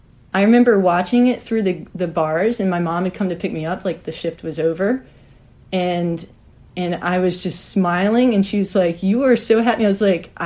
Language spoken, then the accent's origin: English; Virginia, United States; also born or lived in Queens, New York City; now in New York City, United States; I grew up in Virginia, and I worked in a mixed animal practice in Bedford, Virginia. I lived 45 minutes away from most civilization growing up. It was the true boonies.